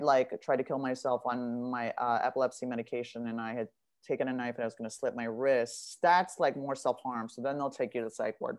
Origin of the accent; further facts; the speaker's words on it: Beverly Hills, California, United States; I'm from Beverly Hills. I went to like an all girls private uniform school